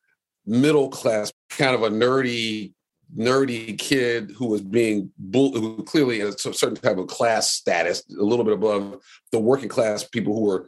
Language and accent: English; Detroit, Michigan, United States; I grew up in Detroit in the 60s and 70s